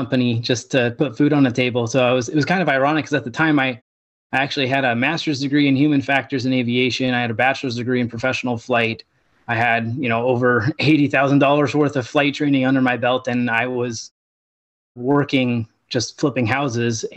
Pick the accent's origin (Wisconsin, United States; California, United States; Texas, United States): California, United States; Southern; I was born and raised in Southern California